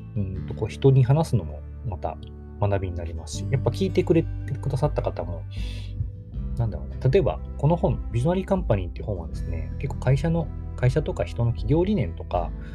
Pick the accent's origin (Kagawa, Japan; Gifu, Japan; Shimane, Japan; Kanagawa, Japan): Kagawa, Japan; Takamatsu; born or raised there